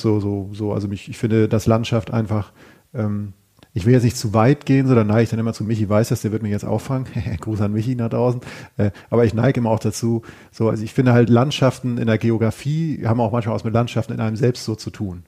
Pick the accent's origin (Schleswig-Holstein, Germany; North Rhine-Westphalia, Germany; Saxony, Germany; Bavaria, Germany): Schleswig-Holstein, Germany; ich stamme aus Schleswig-Holstein